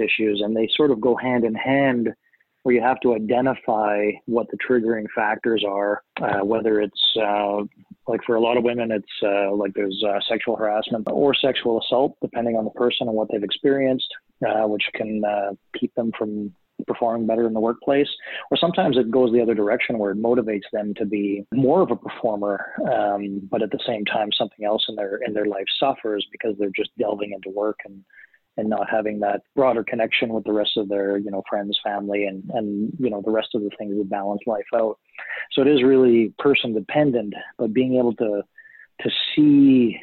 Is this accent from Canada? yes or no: yes; Canada; first language German; English is a second language; I was born here in Canada, you know, in the mid-70s